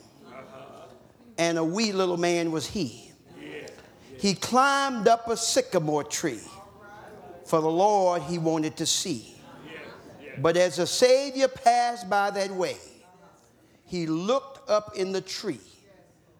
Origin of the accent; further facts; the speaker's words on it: Memphis, Tennessee, United States; I grew up in Memphis.